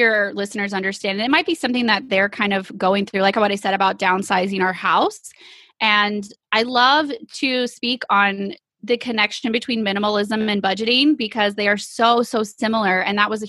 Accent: East Texas, United States; we are from East Texas

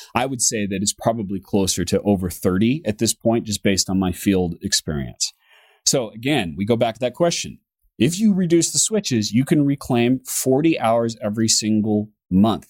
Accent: United States; me being an American

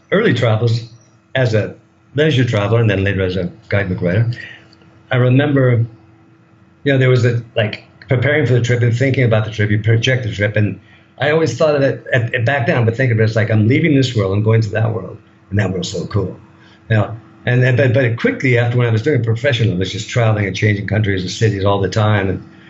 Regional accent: United States; moved away as an adult; now in Thailand; I'm a product of that culture

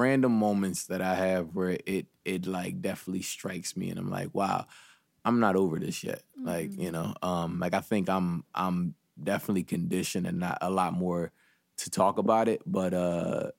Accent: Philadelphia, Pennsylvania, United States; I grew up in West, but I grew up on the opposite side of Philly.

